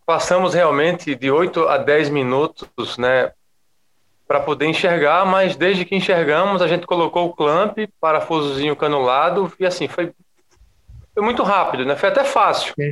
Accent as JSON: {"language": "Portuguese", "town": "Maceió", "region": "Alagoas", "country": "Brazil", "said": "Eu sou de e, Maceió, Léo, capital das Alagoas."}